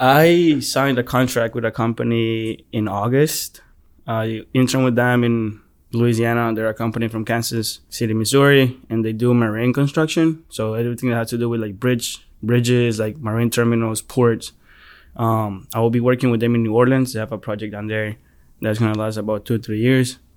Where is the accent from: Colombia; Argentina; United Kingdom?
Colombia; now in United States; I was born in Colombia